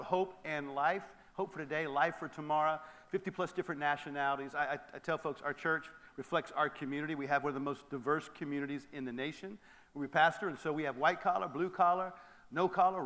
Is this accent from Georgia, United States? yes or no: yes; Atlanta, Georgia, United States; I'm from Atlanta, so we like to talk to one another in church.